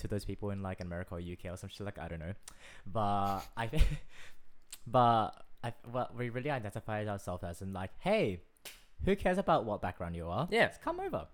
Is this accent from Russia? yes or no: no; Australia; I would more identify myself as Australian.